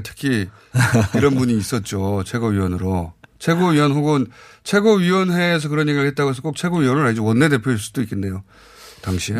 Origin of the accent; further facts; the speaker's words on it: South Chungcheong, South Korea; 저도 고향이 충남인데